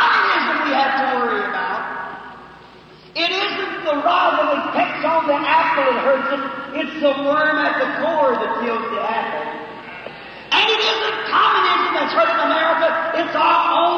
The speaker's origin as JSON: {"language": "English", "country": "United States", "said": "I'm American and I love my country"}